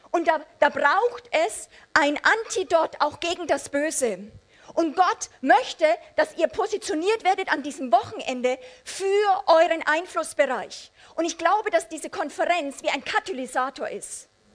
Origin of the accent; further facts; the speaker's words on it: Amberg, Bavaria, Germany; bei uns zu Hause in Amberg, Oberpfalz, meine äh, Eltern waren Teil einer Bewegung